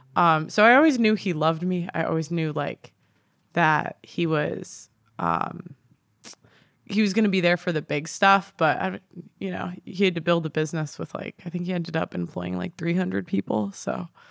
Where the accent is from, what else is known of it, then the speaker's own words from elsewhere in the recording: Chicago, Illinois, United States; moved away as an adult; now in London, United Kingdom; I'm from Chicago originally, the suburbs